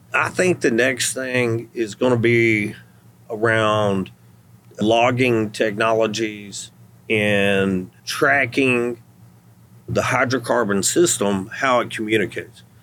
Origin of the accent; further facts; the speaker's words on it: Athens, Texas, United States; my hometown hmm. in Athens